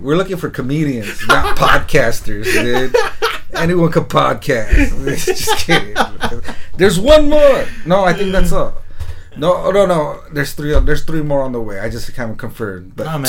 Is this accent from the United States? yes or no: yes; United States; I was born here, first generation.